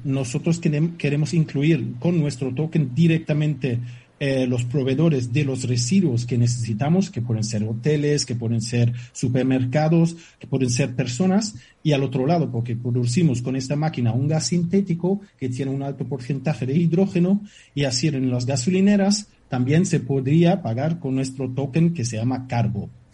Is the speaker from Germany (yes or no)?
yes; Germany; Spanish is a second language; moved away as an adult; now in Fuerteventura, Spain; Soy alemán